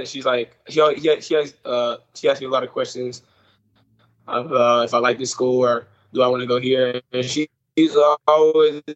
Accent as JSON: {"language": "English", "town": "Nashville", "region": "Tennessee", "country": "United States", "tie": "born or raised there", "said": "I was born in Nashville"}